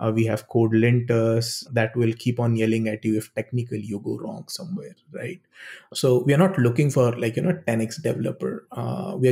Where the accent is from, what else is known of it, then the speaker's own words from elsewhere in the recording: India; moved away as an adult; I come from India